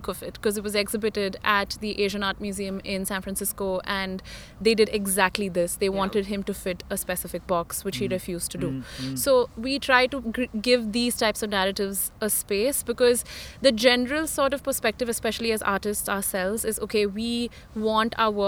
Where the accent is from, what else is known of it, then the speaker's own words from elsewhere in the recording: India; as an Indian woman